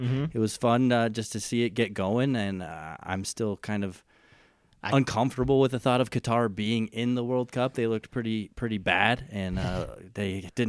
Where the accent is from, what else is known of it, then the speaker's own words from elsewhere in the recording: United States; Because I'm American.